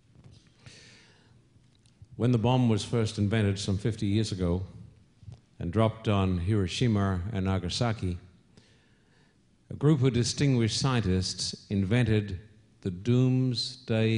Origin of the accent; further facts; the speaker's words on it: Australia; accent: Australian; my Australian accent